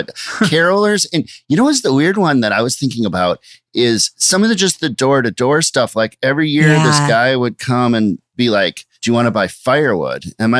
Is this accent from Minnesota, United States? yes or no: yes; Minnesota, United States; now in Brooklyn, United States; I grew up in Minnesota